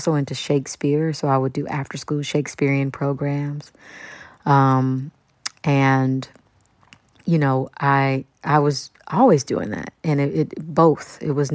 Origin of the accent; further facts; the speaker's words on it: Kansas City, Kansas, United States; moved away as an adult; also born or lived in New York; I'm from Wyandotte County, Kansas City, Kansas